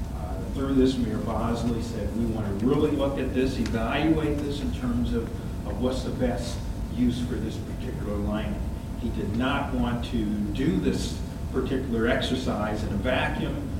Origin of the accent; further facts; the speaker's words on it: St. Louis, Missouri, United States; growing up in St. Louis, continuing in school in St. Louis, and now practicing in St. Louis